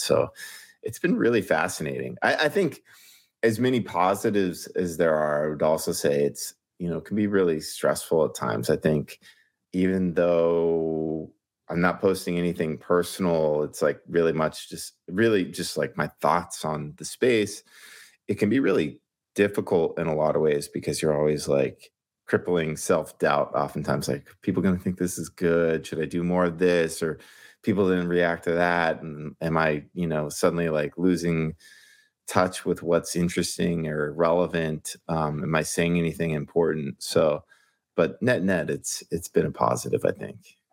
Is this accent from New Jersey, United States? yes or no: no; Ventura, California, United States; moved away as an adult; now in New York, United States; I'm from Southern California, grew up in Ventura, which is just sort of between L A and Santa Barbara.